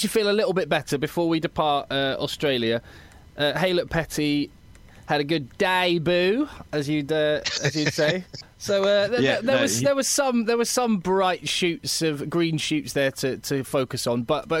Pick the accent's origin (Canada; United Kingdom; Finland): United Kingdom; England; what's really exciting for me as an Englishman